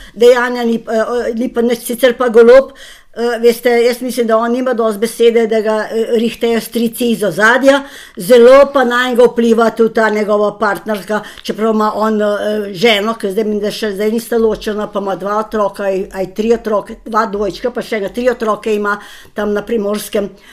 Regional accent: Slovenia; Slovenci smo zelo pridni, pošteni in delovni

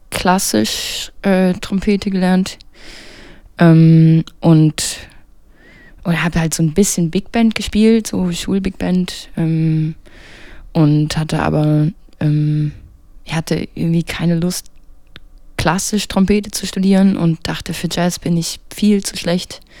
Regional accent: Lübow, Mecklenburg-Vorpommern, Germany; Ich komme aus, ähm, aus Lüblow.

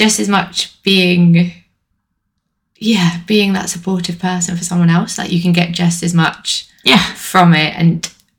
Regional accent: Bristol, South West England, United Kingdom; also born or lived in East London; now in London, United Kingdom; I am currently living in East London, but as you can tell from my accent, I'm a country. I'm from Bristol originally

